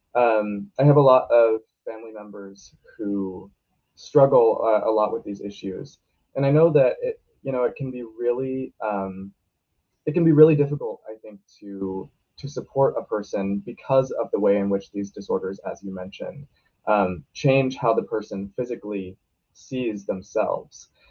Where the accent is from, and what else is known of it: Portland, Oregon, United States